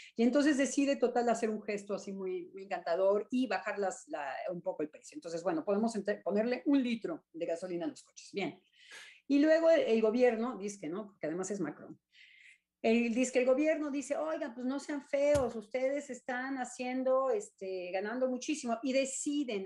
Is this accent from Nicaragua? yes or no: no; Mexico; now in France; yo soy profundamente mexicana